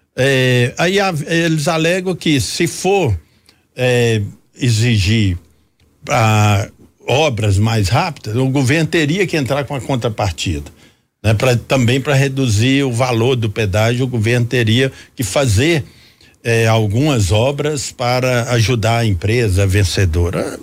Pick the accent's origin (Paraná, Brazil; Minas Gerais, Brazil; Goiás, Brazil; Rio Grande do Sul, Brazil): Minas Gerais, Brazil; Jequitinhonha Valley; Eu que venho do interior, sou do Vale de Jequitinhonha